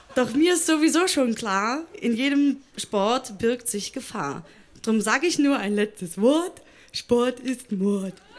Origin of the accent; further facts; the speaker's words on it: Thuringia, Germany; moved away as an adult; now in Berlin, Germany; ich komme aus Thüringen